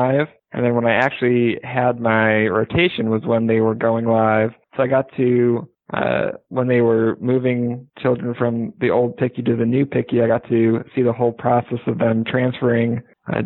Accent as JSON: {"language": "English", "town": "Cleveland", "region": "Ohio", "country": "United States", "tie": "born or raised there", "also_born_or_lived": "Indianapolis, Indiana / South Bend, Indiana", "moved": "as an adult", "said": "I grew up in Cleveland, Ohio"}